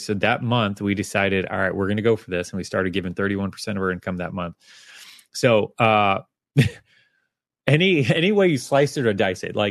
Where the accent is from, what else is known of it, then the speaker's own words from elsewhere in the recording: United States; I'm an American.